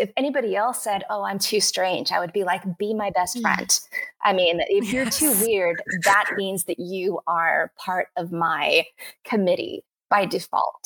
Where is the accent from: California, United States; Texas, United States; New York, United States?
Texas, United States; I grew up in Texas and we were poor, but like happy